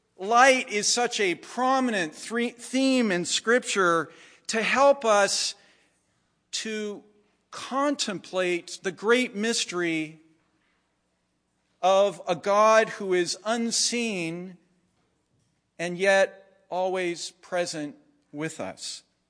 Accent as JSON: {"language": "English", "town": "Jerusalem", "region": "Jerusalem District", "country": "Israel", "tie": "born or raised there", "said": "As a kid growing up in Jerusalem, I had especially loved Marc Chagall's stained glass windows of the 12 tribes of Israel."}